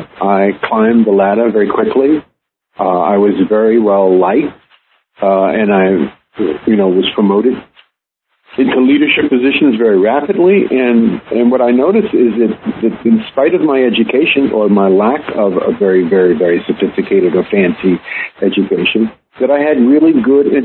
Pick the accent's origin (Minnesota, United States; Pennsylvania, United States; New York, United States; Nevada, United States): New York, United States; New York City; now in Cleveland, United States; I'm from Brooklyn, New York. I live in Cleveland, Ohio